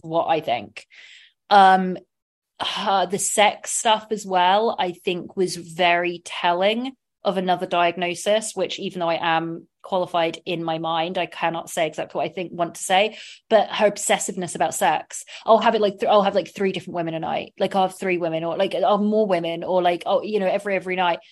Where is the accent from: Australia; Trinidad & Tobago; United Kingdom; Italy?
United Kingdom; southern England; accent: southern English; now in United States; I have a southern